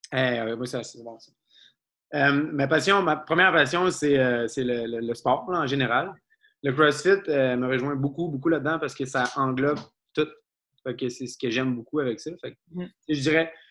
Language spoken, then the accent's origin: French; Abitibi, northern Quebec, Canada; moved away; je viens de la dans le nord du Québec